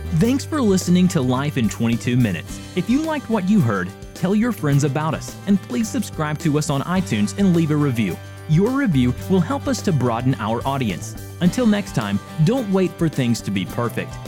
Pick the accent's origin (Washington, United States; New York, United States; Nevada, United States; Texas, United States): Washington, United States; Seattle; I grew up in Seattle